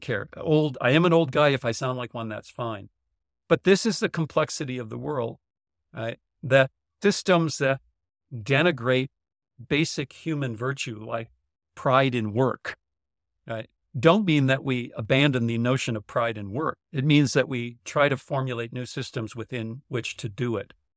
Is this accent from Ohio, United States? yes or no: no; North Dakota, United States; growing up in North Dakota.